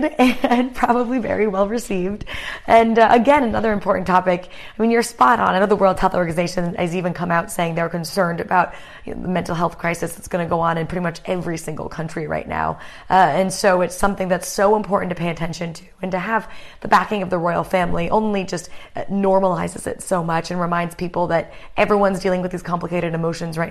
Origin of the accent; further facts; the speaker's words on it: United States; I'm an American